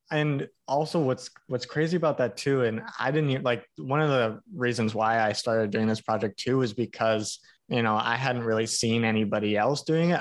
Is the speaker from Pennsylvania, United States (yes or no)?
no; Hawaii, United States; I grew up in Hawaii.